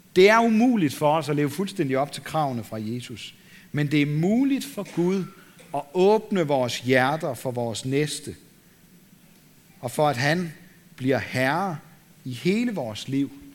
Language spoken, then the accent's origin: Danish; Denmark; vi som danskere